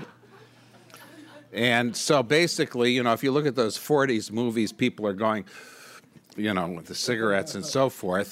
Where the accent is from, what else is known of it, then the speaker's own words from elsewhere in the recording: Michigan, United States; moved away; my home state of Michigan had eight million people.